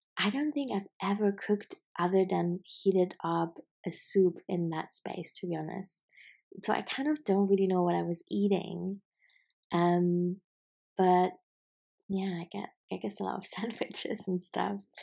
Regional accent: Germany; I'm from Germany

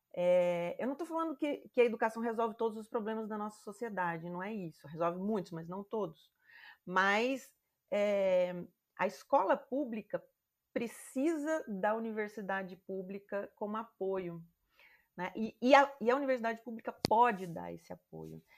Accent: Campo Grande, Mato Grosso do Sul, Brazil; eu cresci no Mato Grosso do Sul, né, em Campo Grande

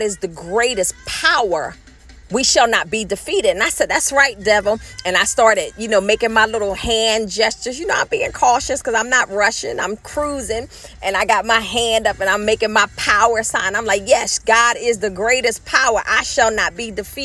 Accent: Philadelphia, Pennsylvania, United States; born and raised. I said, she said, where from? I said, North Philadelphia

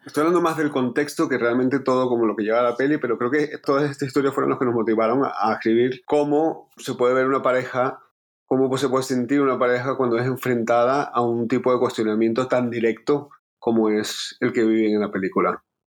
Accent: Caracas, Capital District, Venezuela; moved away; Nosotros somos venezolanos, llevamos tiempo viviendo afuera por la situación de Venezuela

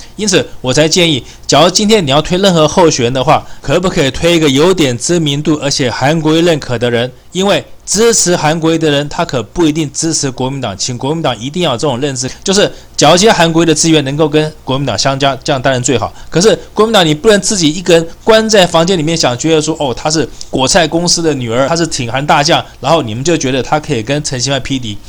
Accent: Taipei, Taiwan; 我是台北人

